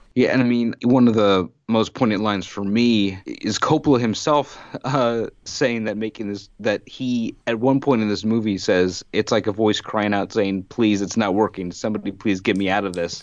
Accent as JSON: {"language": "English", "country": "United States", "said": "as an American citizen who, by living here, uh, the Vietnam War is, you know, a part of my history"}